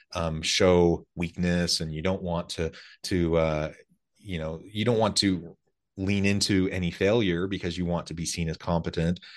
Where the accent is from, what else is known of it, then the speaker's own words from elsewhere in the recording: Salem, Oregon, United States; moved away; also born or lived in rural Missouri; I grew up in Salem, Oregon, South